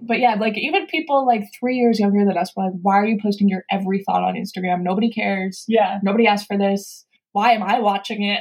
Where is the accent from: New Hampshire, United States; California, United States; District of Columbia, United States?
California, United States; San Francisco; moved away as an adult; now in New York, United States; I'm from San Francisco